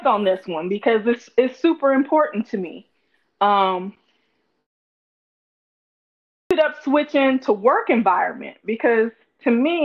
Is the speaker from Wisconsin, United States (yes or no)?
no; Gary, Indiana, United States; I'm from Gary, Indiana, where it wasn't too much to do, but there was a movie theater